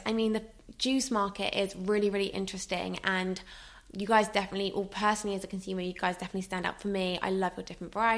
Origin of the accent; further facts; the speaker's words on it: Somerset, South West England, United Kingdom; now in London, United Kingdom; I'm from Somerset, my family are all in Somerset